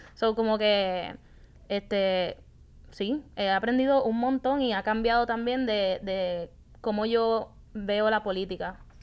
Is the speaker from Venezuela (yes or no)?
no; Puerto Rico; moved away as an adult; also born or lived in Atlanta; creciendo aquí en Puerto Rico